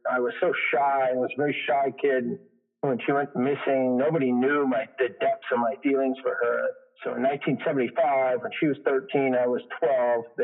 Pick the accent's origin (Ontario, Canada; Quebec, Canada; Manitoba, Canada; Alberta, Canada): Quebec, Canada; east of Montreal; I was born in Montreal, Quebec, Canada.